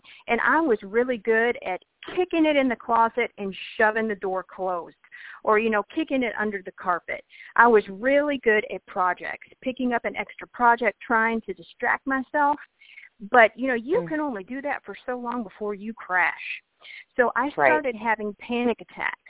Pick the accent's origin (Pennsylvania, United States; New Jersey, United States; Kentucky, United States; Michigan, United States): Kentucky, United States; I grew up in Kentucky